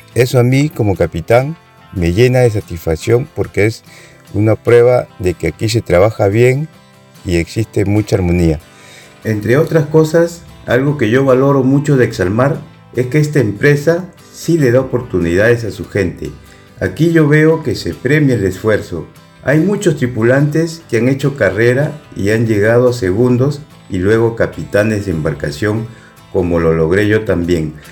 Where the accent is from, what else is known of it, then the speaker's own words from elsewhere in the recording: Tambo de Mora, Ica, Peru; Yo nací en Tambo de Mora y recuerdo que desde niño me gustaba ir a la playa